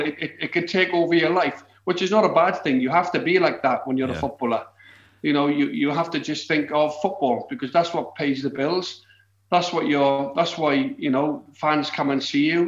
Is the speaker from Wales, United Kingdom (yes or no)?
yes; Wales, United Kingdom; growing up in Wales.